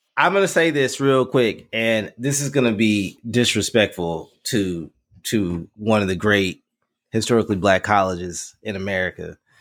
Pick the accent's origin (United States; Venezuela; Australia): United States; the South; I'm from the South too